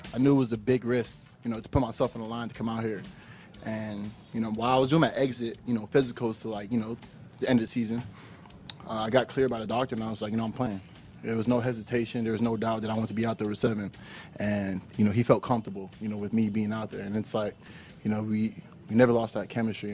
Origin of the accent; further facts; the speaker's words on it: Orchard Park, New York, United States; moved away; when I was a kid growing up in Orchard Park